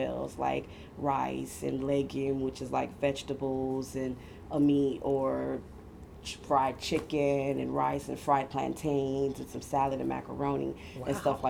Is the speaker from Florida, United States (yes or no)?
yes; Miami, Florida, United States; I was born in Miami.